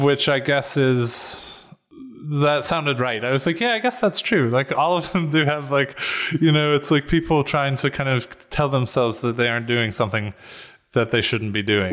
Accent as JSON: {"language": "English", "town": "Atlanta", "region": "Georgia", "country": "United States", "also_born_or_lived": "North Carolina / New York", "moved": "as an adult", "said": "I'm from Atlanta uh, which is where I am now"}